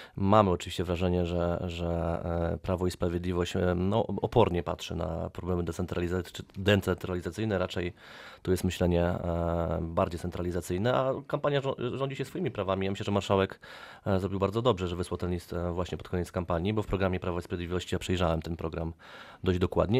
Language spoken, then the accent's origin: Polish; Bielawa, Lower Silesian Voivodeship, Poland; ja jestem z Bielawy